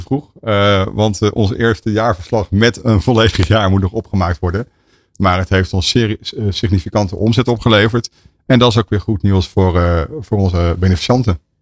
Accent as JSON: {"language": "Dutch", "town": "Rotterdam", "region": "South Holland", "country": "Netherlands", "said": "ik ben Rotterdammer."}